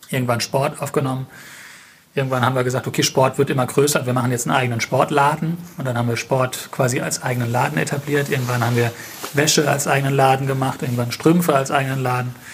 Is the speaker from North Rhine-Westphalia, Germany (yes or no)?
no; Mannheim, Baden-Württemberg, Germany; wir sind Mannheimer und wir fühlen uns in Mannheim sehr wohl und wir sind in Mannheim sehr stark vernetzt.